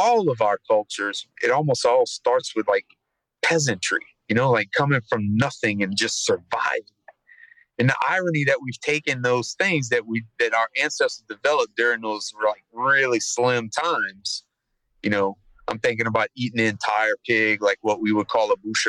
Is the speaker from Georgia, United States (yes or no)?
no; Thibodaux, Louisiana, United States; I'm born and raised in Thibodaux, right on the bayou.